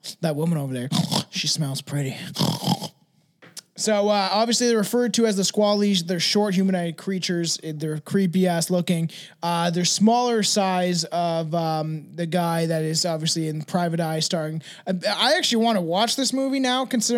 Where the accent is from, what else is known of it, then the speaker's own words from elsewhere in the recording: Canada; I'm Canadian